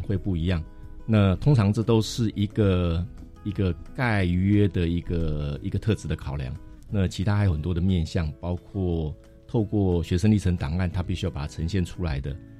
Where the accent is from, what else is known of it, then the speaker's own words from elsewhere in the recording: Taiwan; 我们台湾人或华人